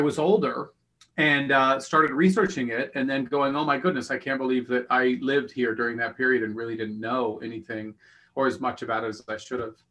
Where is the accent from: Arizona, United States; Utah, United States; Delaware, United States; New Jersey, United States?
Utah, United States; Pleasant Grove; I was raised in Pleasant Grove